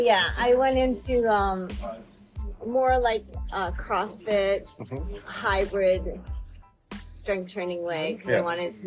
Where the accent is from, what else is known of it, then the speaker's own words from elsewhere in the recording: Winthrop, Maine, United States; moved away as an adult; now in Sarasota, United States; I am originally from Maine, Winthrop, Maine, and I moved down here in 99